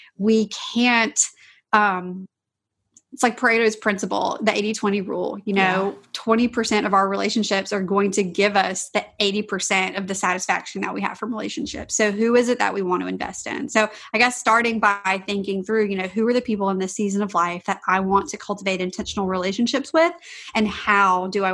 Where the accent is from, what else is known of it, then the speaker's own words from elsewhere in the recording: Louisiana, United States; I'm from Louisiana